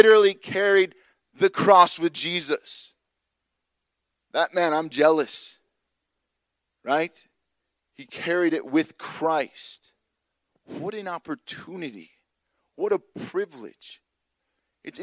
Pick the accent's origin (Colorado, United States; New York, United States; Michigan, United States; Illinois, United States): Illinois, United States; Chicago; moved away; I grew up in Illinois